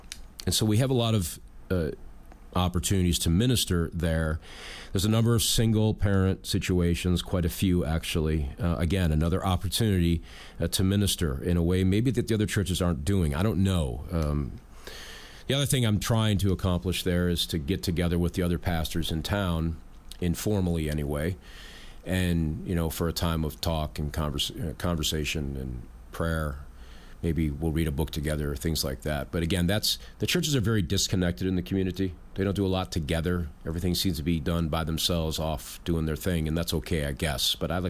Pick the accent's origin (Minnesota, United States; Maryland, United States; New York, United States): New York, United States; I mean, I'm from New York. I can't change that. And so when people talk with me in town, in the community, they find out right away I'm not from there.